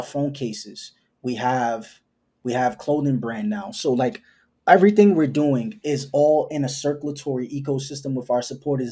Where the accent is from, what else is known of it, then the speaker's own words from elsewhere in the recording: New York City, New York, United States; I just come from that hustler spirit because I'm from New York City